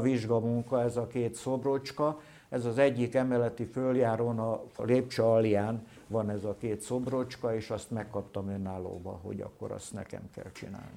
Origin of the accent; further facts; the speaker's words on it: Solymár, Pest, Hungary; ott születtem én